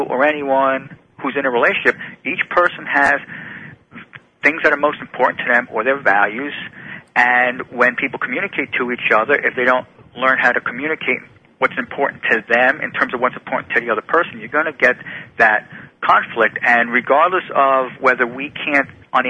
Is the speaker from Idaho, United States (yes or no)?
no; New Jersey, United States; I loved growing up in New Jersey